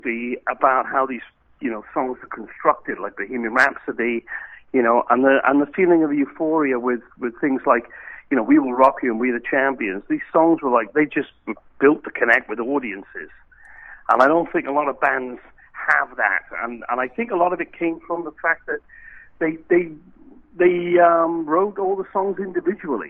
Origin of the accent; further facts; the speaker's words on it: Wales, United Kingdom; moved away as an adult; now in United States; I'm obviously not from Cincinnati. I'm from Wales originally in the UK